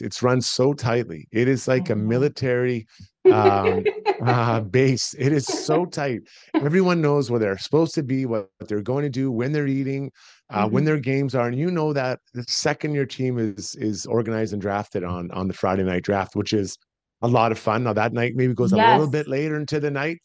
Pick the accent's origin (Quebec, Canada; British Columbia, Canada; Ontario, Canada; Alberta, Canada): Alberta, Canada; Edmonton; I'm from Edmonton. I grew up here. I'm a proud Edmontonian, proud Albertan.